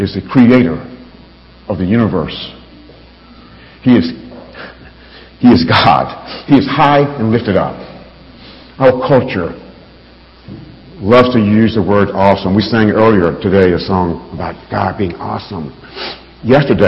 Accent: Alabama, United States; I grew up in Alabama.

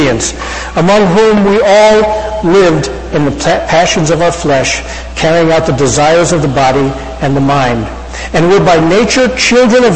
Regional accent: Hicksville, New York, United States; my hometown of Hicksville, New York

